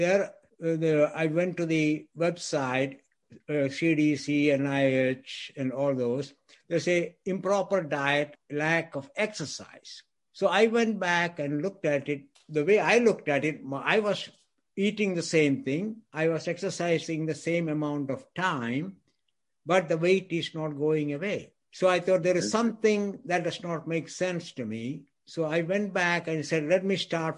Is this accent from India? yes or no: yes; India; moved away as an adult; also born or lived in Scotland / Texas; now in United States; I grew up in India. I went to medical school in India.